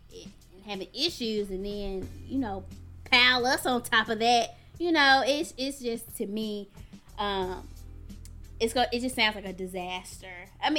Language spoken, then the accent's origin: English; United States; we are Black, but we're also American